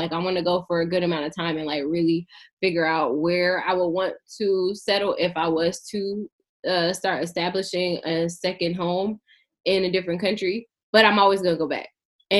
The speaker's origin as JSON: {"language": "English", "region": "California", "country": "United States", "said": "I'm from California. We could drive for like 10 hours in California and still be in California."}